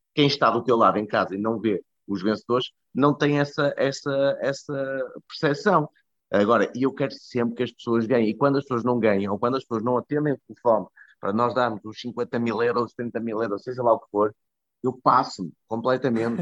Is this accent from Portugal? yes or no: yes; Porto, Norte, Portugal; moved away as an adult; also born or lived in Budapest / Lisbon; o Porto é onde eu nasci, é onde, estão, onde estão os meus amigos, onde estão os meus pais, onde está a minha família.